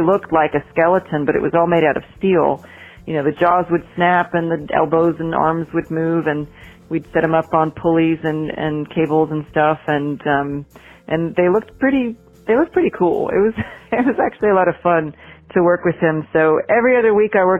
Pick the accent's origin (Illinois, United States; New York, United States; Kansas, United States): Illinois, United States; Champaign-Urbana; moved away as an adult; now in Asheville, United States; This is back in Illinois where I came from. I'm from Champaign-Urbana, Illinois